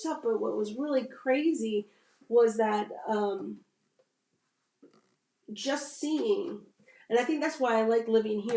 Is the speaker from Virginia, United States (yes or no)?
yes; Virginia, United States; I grew up here in Virginia. I didn't feel like I had a bad experience in being raised here